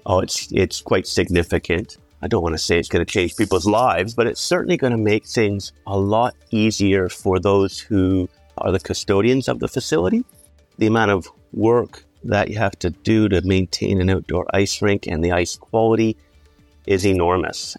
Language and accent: English; Canada; moved away as an adult; now in Central Otago, New Zealand; as you may tell from my accent, I am Canadian